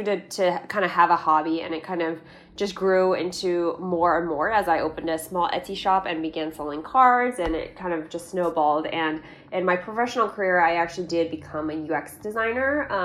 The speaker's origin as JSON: {"language": "English", "area": "Bay Area", "region": "California", "country": "United States", "tie": "born or raised there", "said": "I grew up in the Bay Area and have been here my whole life"}